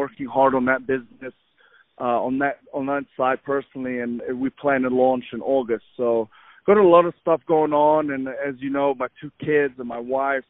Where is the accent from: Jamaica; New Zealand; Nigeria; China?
New Zealand; moved away as an adult; also born or lived in Egypt / Saudi Arabia / Buffalo, New York, United States; now in United States; I'm from Egypt, originally from Egypt. I moved to New Zealand when I was 9 years old. Grew up in New Zealand till about 19.